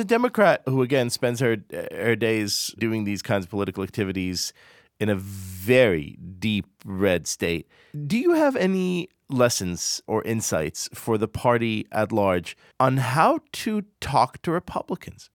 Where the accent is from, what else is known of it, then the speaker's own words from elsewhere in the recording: Israel; moved away; Growing up in Israel